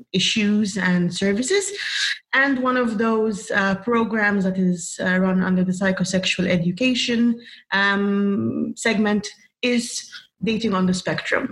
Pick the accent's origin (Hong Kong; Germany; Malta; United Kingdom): Malta; I'm from Malta